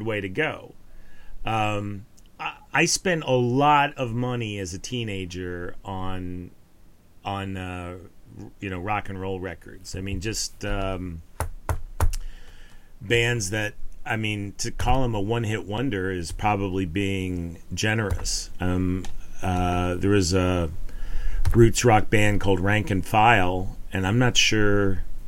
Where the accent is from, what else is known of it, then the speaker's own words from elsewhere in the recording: Colorado, United States; also born or lived in Kansas City; now in Texas, United States; growing up in Colorado